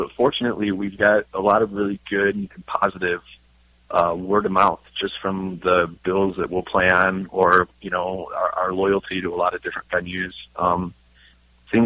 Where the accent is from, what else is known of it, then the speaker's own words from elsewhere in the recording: Chicago, Illinois, United States; growing up in Chicago. I grew up off of Belmont Central, which is a heavily Polish middle class.